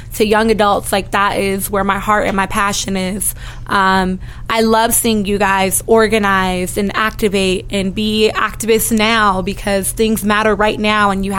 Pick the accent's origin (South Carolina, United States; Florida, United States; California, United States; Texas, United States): California, United States; Los Angeles; moved away as an adult; now in Denver, United States; I grew up actually in Los Angeles, California, so I'm not a native to Denver, Colorado